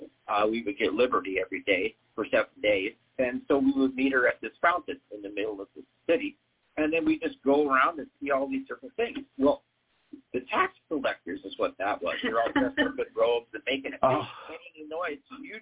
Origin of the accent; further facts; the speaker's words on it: Bremerton, Washington, United States; also born or lived in Minnesota / Idaho; well, I was born in Minnesota, and then I moved to Idaho, and then we ended up in Bremerton, Washington, which is in the northwest corner, across from Seattle, across the town from Seattle.